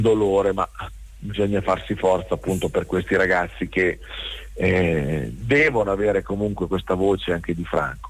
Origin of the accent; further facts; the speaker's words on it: Rimini, Emilia-Romagna, Italy; Noi siamo di Rimini